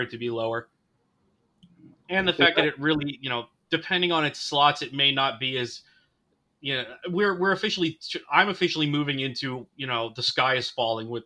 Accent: United States; I'm American

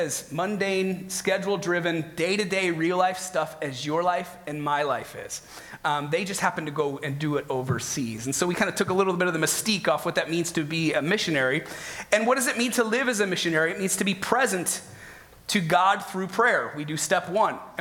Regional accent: Midwest, United States; moved away as an adult; also born or lived in Northeast Ohio / Chicago; now in Fremont, United States; I'm from the Midwest, so most of my life has been either spent in Northeast Ohio or Chicago

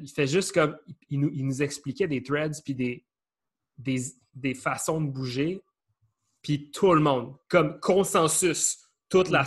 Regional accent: Canada; je venais du Canada

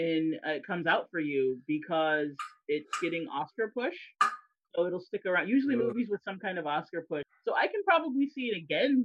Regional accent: United States

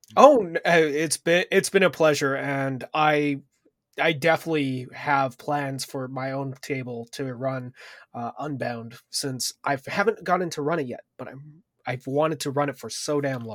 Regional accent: Canada; as a Canadian

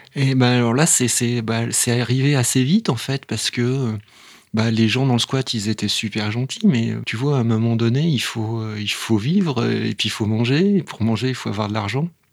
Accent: Vaulx-en-Velin, Auvergne-Rhône-Alpes, France; on m'a inscrit dans un, dans un club de sport, alors c'était du rugby, juste à côté de chez moi, à Vaux-en-Velin

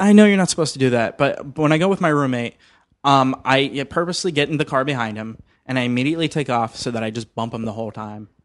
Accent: Miami, Florida, United States; now in Los Angeles, United States; I'm actually from Miami, so I used to go to Disney World all the time.

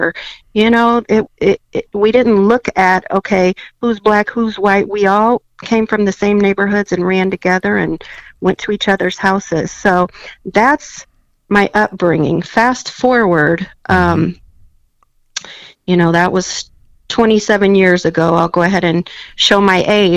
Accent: Fort Wayne, Indiana, United States; I'm originally from Fort Wayne. I actually graduated from Paul Harding High School in 1993

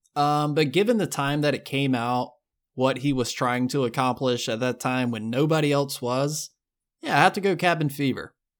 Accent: the South, United States; I grew up in the South

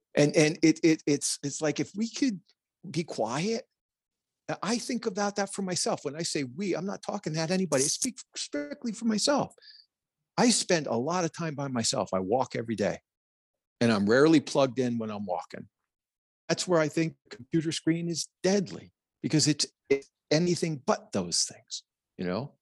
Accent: New Jersey, United States; I'm a kid from Jersey

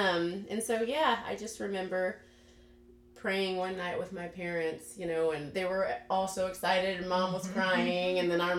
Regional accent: Richardson, Texas, United States; I'm from Dallas, grew up in this Richardson area, went to Westwood, well, Classical Magnet, Westwood, and Richardson High School. I am from a family of believers, a strong heritage.

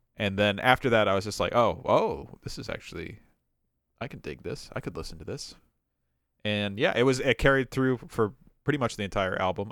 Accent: Superior, Wisconsin, United States; moved away; I grew up in Superior.

